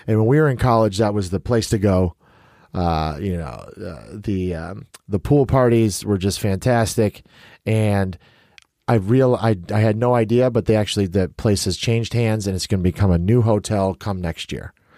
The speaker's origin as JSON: {"language": "English", "town": "Chicago", "region": "Illinois", "country": "United States", "said": "I'm from Chicago"}